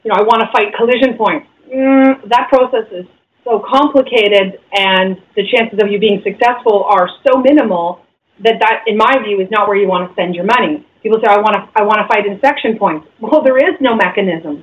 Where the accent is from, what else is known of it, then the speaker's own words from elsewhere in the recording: London, Ontario, Canada; now in Grimsby, Canada; I'm from London.